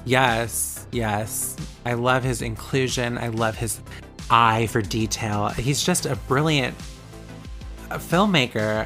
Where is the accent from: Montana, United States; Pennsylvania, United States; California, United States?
California, United States; Vallejo; …'s from my hometown